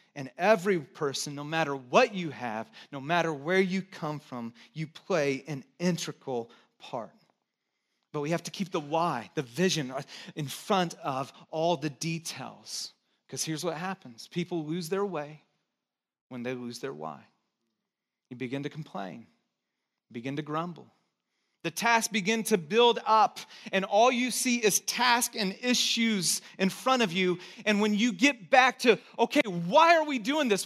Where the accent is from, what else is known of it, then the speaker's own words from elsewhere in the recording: Texas, United States; I was born in Texas